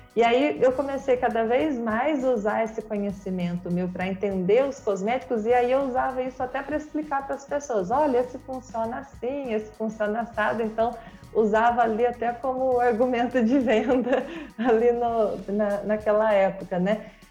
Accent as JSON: {"language": "Portuguese", "town": "Mogi Guaçu", "region": "São Paulo", "country": "Brazil", "moved": "as an adult", "lives_now": "Rio de Janeiro, Brazil", "said": "Eu sou de Mogi Guaçu, interior de São Paulo"}